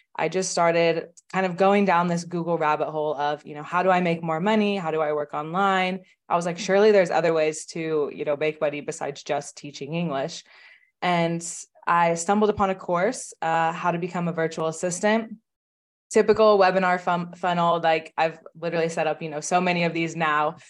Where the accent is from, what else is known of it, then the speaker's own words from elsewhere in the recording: Oklahoma, United States; I'm from Oklahoma in the United States, which is, like, a very, very, you know, small state.